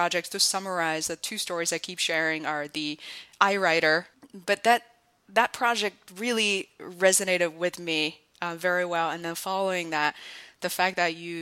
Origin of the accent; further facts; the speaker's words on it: Beijing, China; I grew up in Beijing